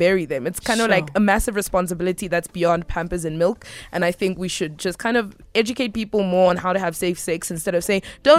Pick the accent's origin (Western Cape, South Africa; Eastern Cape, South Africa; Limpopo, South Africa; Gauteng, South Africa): Gauteng, South Africa; Soweto; growing up in Soweto in Jabavu